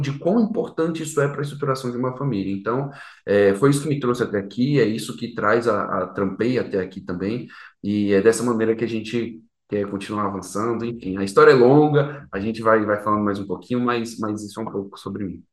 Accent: Brasília, Federal District, Brazil; E sou de Brasília, natural de Brasília, meu pai é carioca, minha mãe é paulista

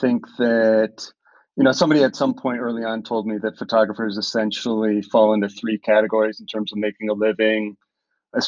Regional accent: Minnesota, United States; moved away as an adult; also born or lived in Connecticut / Boston / Medellin, Colombia; I grew up in Minnesota, did an undergraduate career in Connecticut, and then went to art school afterwards in Boston

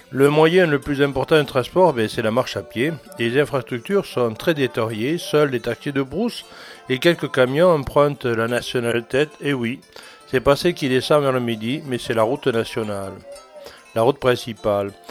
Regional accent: Antananarivo, Analamanga, Madagascar; suis originaire de Tana, l'ethnie Mérina.

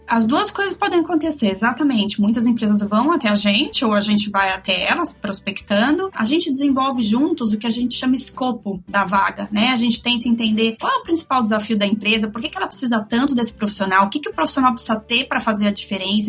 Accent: São Paulo, Brazil; now in Miami, United States; Eu sou paulista

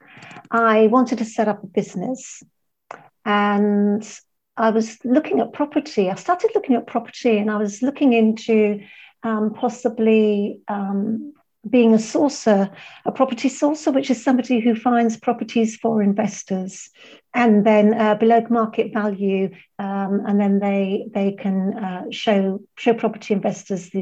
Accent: London, United Kingdom; moved away as an adult; now in Malaga, Spain; I'm from London, I was born in London, and that's where my business is based

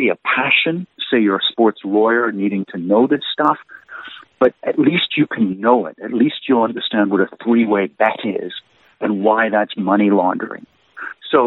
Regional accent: Canada; as a Canadian

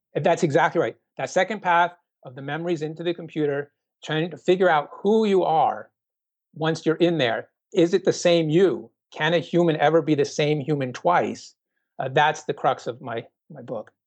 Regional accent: Minnesota, United States; also born or lived in Sydney, Australia; Minnesota because that's my home state

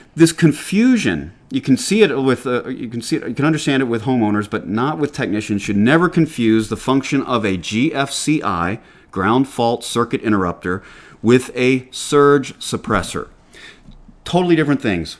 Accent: Atlanta, Georgia, United States; accent: Southern; now in New Hampshire, United States; I grew up in Atlanta

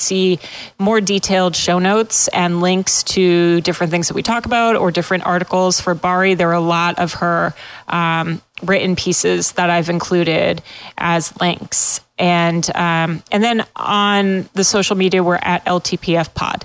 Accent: Massachusetts, United States; moved away as an adult; also born or lived in Pennsylvania; I'm from New England. I grew up in Massachusetts, but I went to law school in Pennsylvania.

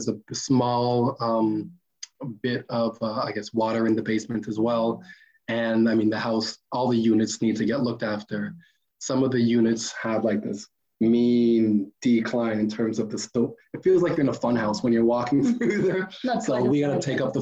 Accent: Toronto, Ontario, Canada; also born or lived in Barrie, Ontario; now in Sioux Lookout, Canada; I grew up in Toronto

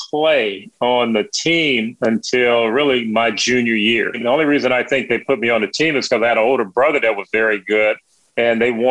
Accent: Gary, Indiana, United States; It was a a great place to grow up, a great place to maybe see the world as it should be. And also being in Indiana

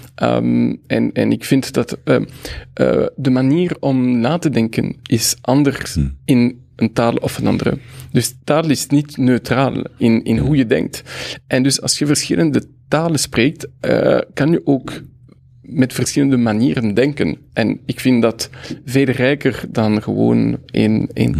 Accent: Brussels, Brussels-Capital Region, Belgium; first language French; Dutch is a second language; also born or lived in Mexico; ik ben een Brusselaar.

